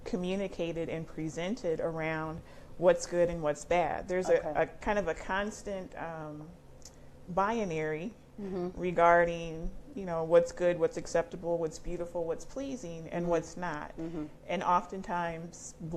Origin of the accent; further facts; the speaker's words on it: Fort Wayne, Indiana, United States; now in Indianapolis, United States; I'm actually from Fort Wayne, Indiana, but currently reside in the Indianapolis area